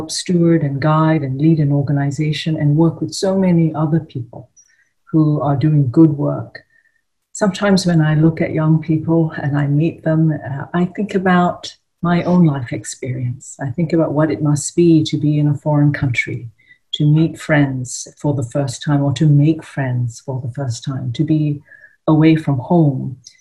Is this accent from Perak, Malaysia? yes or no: yes; Ipoh, Perak, Malaysia; I grew up in a small town called Ipoh in Malaysia